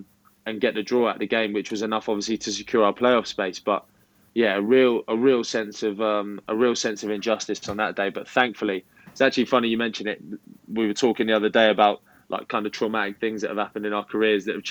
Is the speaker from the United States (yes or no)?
no; the South of England, United Kingdom; accent: Southern; they caught wind with my accent that I was a Southerner